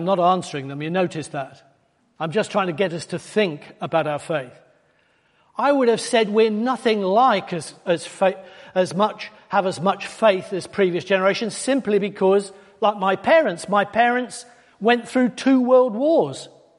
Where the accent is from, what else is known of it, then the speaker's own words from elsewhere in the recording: Wales, United Kingdom; because we came from North Wales, just near to where we lived, is a place called Rhuddlan.